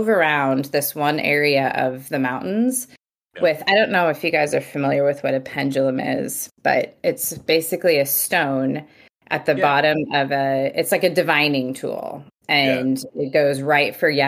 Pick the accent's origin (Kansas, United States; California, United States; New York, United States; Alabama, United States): California, United States; near Yosemite National Park; also born or lived in Bakersfield, California; I grew up in the mountains of California, just outside Yosemite National Park